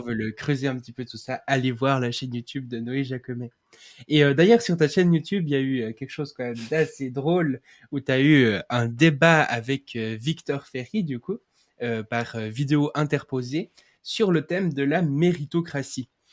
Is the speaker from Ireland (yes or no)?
no; Switzerland; je suis suisse